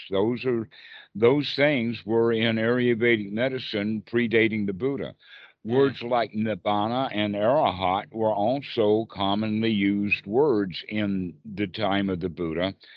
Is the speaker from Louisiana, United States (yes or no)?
no; South Carolina, United States; I'm from South Carolina